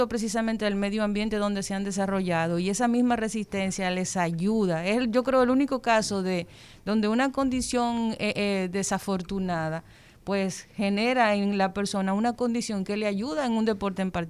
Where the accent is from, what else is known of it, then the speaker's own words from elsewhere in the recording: Cibao, Dominican Republic; No, no, a mí no me miren. Yo soy cibaeño.